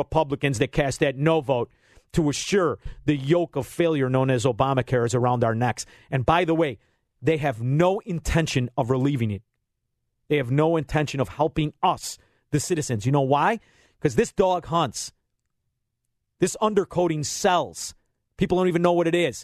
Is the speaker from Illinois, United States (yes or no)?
yes; Illinois, United States; We're from Illinois.